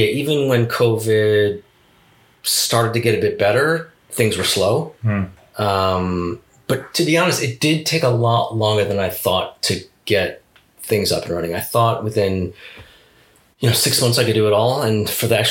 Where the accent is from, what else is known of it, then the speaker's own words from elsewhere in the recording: East Coast, United States; moved away as an adult; now in Japan; I grew up on the East Coast